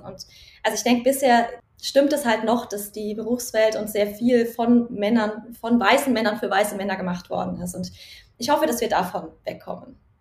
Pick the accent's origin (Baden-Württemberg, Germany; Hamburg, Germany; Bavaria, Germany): Bavaria, Germany; Nuremberg Metropolitan Region; Ich komme aus der Metropolregion Nürnberg. Äh, da bin ich aufgewachsen und da lebe ich auch noch